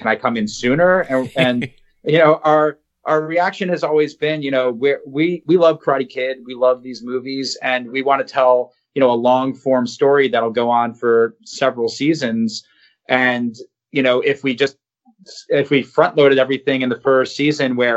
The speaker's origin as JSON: {"language": "English", "region": "New Jersey", "country": "United States", "said": "we're guys from New Jersey"}